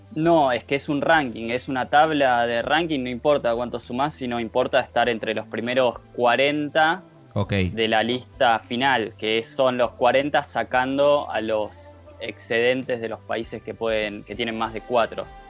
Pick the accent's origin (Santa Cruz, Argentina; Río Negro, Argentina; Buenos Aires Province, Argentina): Río Negro, Argentina; Bariloche; soy nacido en Bariloche